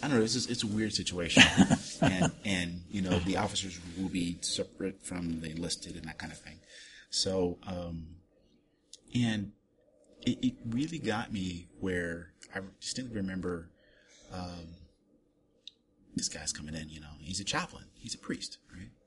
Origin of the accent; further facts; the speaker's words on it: Germany; moved away; I grew up in Germany